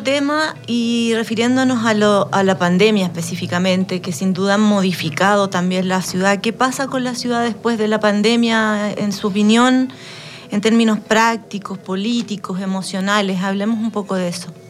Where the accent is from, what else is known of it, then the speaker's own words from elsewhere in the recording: San Joaquín, Santiago Metropolitan Region, Chile; moved away as an adult; now in Valparaíso, Chile; yo soy de San Joaquín, eh, acá en Santiago